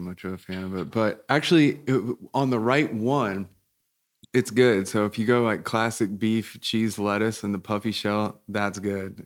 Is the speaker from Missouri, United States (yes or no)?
yes; Independence, Missouri, United States; moved away; also born or lived in Kansas; I grew up in Independence